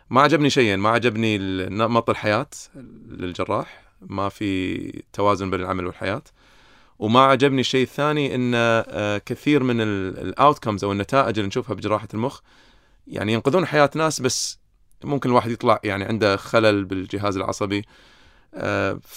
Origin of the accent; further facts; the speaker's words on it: Kuwait; فييتي على الكويت لما كان عمري 14 كانت غريبه يعني مع انا كويتي بس كانت دوله غريبه علي